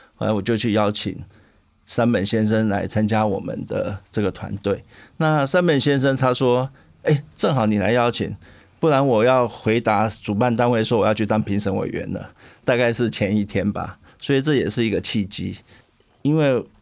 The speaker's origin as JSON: {"language": "Chinese", "region": "Tainan", "country": "Taiwan", "said": "我是台南人"}